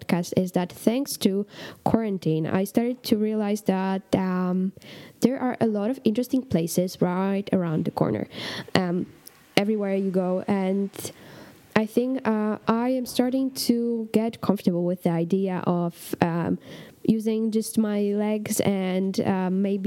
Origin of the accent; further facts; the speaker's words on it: Poland; first language Polish; English is a second language; English is not my native language, but it's actually, I find myself speaking English more than I do Polish.